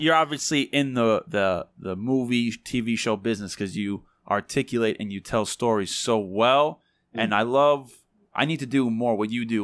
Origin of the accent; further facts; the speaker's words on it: New York, United States; we're from New York